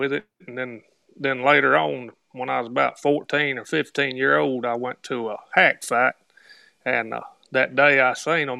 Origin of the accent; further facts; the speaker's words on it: Tuscumbia, Alabama, United States; I'm from Alabama.